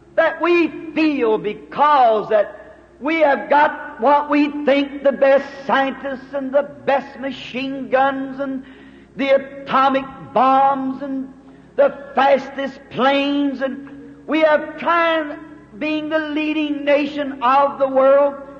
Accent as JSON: {"language": "English", "country": "United States", "said": "I'm an American"}